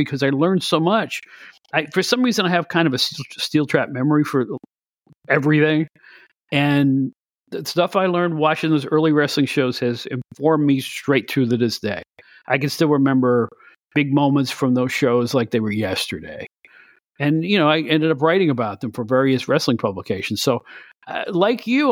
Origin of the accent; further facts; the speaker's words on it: Greene County, upstate New York, United States; When I was 12 years old, 13, 14, living in upstate New York, I'm originally from Greene County in upstate